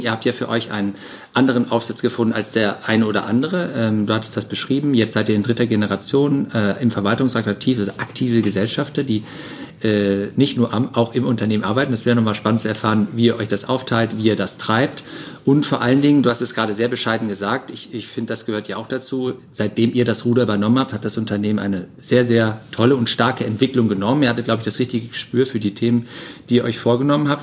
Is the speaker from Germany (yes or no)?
yes; Cologne, North Rhine-Westphalia, Germany; als Kölner